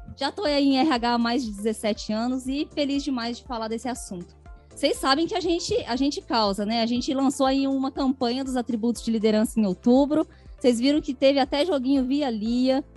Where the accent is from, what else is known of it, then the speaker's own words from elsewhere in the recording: Machado, Minas Gerais, Brazil; moved away; also born or lived in Campinas; sou mineira, diretamente de Machado, Minas Gerais